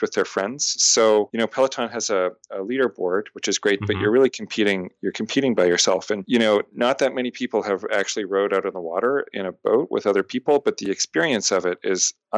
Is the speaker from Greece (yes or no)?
no; Canada; also born or lived in Montreal; now in Boston, United States; I'm a Canadian living in America